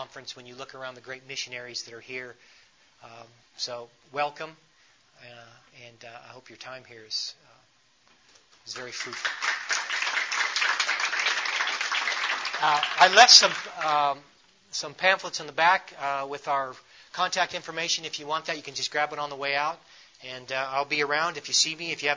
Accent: United States; we unknowingly come from a tremendous country

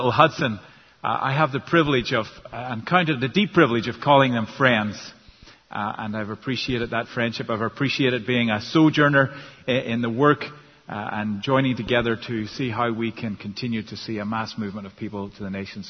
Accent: Northern Ireland, United Kingdom; first language English; now in United States; I'm from Northern Ireland originally

